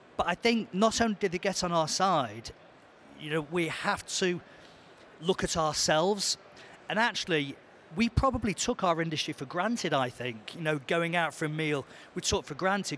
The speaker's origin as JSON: {"language": "English", "town": "Manchester", "region": "North West England", "country": "United Kingdom", "said": "I'm from Manchester"}